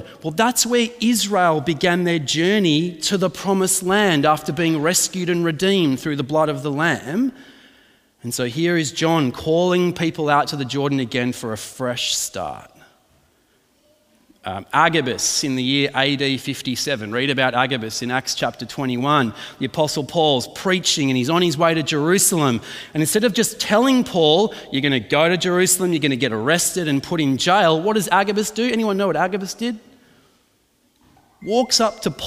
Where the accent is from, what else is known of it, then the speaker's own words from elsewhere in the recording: Adelaide, South Australia, Australia; also born or lived in Melbourne, Australia; I was born in Melbourne and we moved to Adelaide.